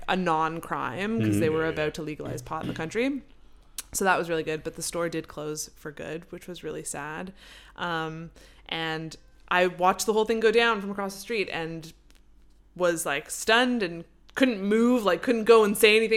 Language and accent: English; Canada; moved away; I'm from Canada, and we love pot